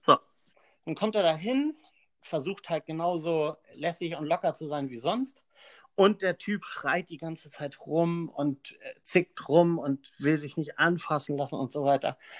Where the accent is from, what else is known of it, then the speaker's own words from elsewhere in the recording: Pönitz, Schleswig-Holstein, Germany; moved away as an adult; also born or lived in Bad Oldesloe; now in Kiel, Germany; aufgewachsen bin ich in Pönitz